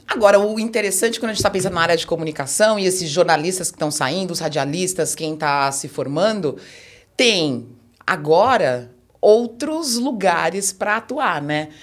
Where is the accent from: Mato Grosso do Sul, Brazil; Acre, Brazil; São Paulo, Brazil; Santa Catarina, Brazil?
São Paulo, Brazil; dentro do bairro que eu nasci, cresci